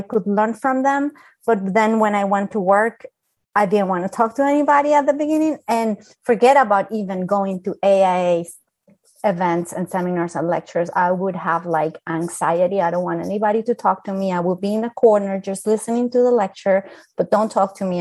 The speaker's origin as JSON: {"language": "English", "country": "Colombia", "second_language": "English", "moved": "yes", "lives_now": "United States", "said": "I'm from Colombia"}